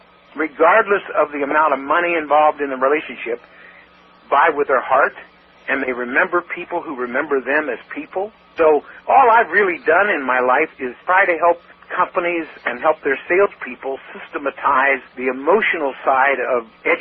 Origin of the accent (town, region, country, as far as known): Kentucky, United States; now in Seattle, United States